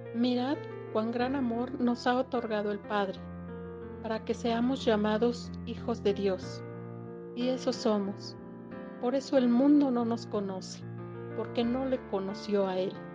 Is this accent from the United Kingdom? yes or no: no; Mexico; Soy de México